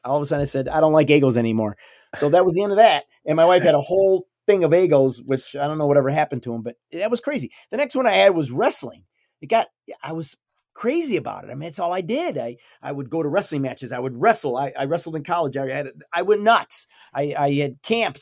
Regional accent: New York, United States; I'm from New York State

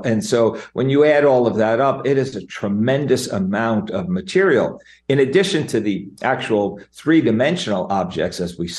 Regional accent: Jersey Shore, New Jersey, United States; moved away; I'm a Jersey Shore guy, as you are too. Growing up on the Jersey Shore, very, very special place for me

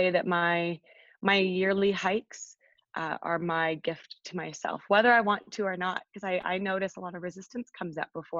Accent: England, United Kingdom; now in Canada; So I moved from England to this really adorable farming town, which I absolutely love.

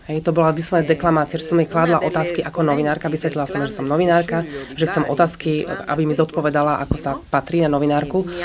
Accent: Palermo, Sicily, Italy; Slovak is a second language; ja som z Palermate, čiže zo Sicílie a v 70 80 rokoch skutočne bolo tak strašne veľa vražd.

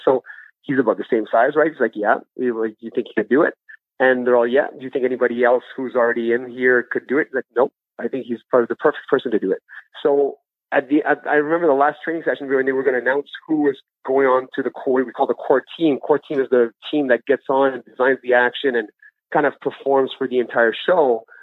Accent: Ottawa, Ontario, Canada; also born or lived in Gabon; I've been living out in Ottawa since I was seven years old.

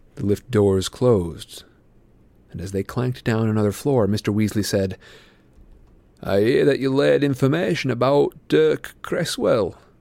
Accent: Midwestern United States, United States; I'm from the Midwestern U S

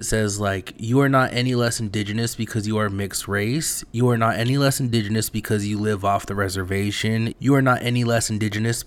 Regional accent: United States; I was born and raised on the res

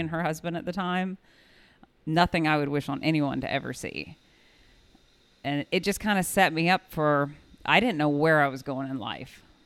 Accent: Kokomo, Indiana, United States; moved away; also born or lived in South Carolina; I grew up in Kokomo, Indiana, and lived a very suburban, leave it to Beaver Life

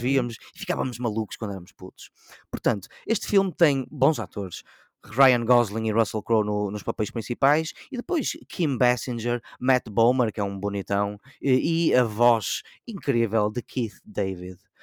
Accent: Portugal; E eu, enquanto português

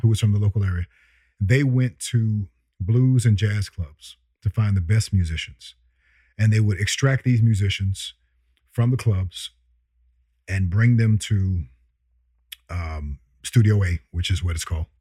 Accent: San Francisco, California, United States; also born or lived in Chicago, Illinois; I was born in Chicago. And we left when I was two or three, okay, coming to San Francisco.

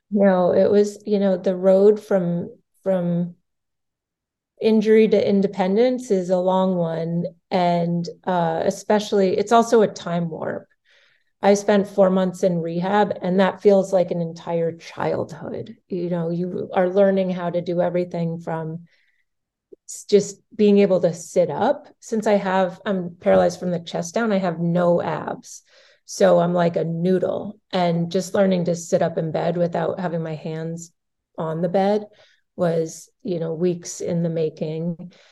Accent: Massachusetts, United States; I grew up in Massachusetts

